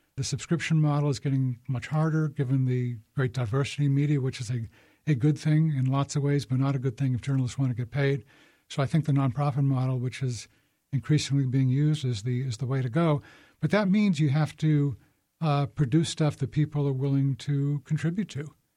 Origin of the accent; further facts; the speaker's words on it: Boston, Massachusetts, United States; I grew up in Boston